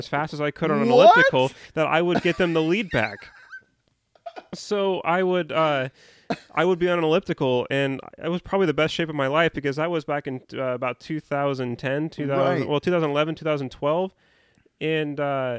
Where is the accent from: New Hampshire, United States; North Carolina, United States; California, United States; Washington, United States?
Washington, United States; Vancouver; born and {S2} raised in Vancouver, Washington, has very, very rarely have left it.